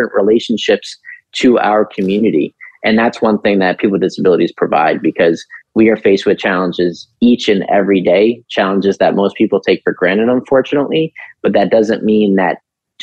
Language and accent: English; New York City, New York, United States; also born or lived in Long Island; I'm from New York City